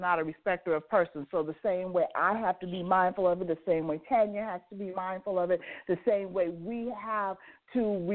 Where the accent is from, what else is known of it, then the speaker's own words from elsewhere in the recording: Las Vegas, Nevada, United States; I grew up in Las Vegas, and I grew up in Las Vegas in the 50s, 60s, and 70s